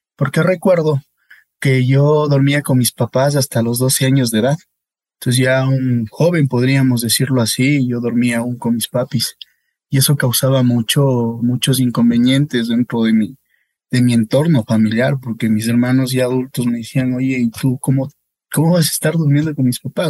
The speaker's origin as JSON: {"language": "Spanish", "town": "La Magdalena", "region": "Bolívar", "country": "Ecuador", "also_born_or_lived": "Riobamba", "said": "soy de la provincia Bolívar, de una parroquia llamada La Magdalena."}